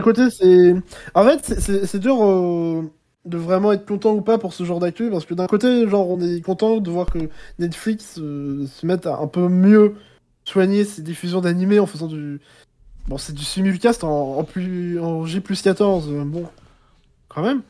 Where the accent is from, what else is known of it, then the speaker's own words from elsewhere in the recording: France; je parle en tant que français